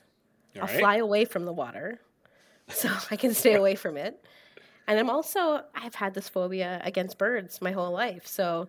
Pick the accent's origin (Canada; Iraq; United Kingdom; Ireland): Canada; as a Canadian who has healthcare provided by the government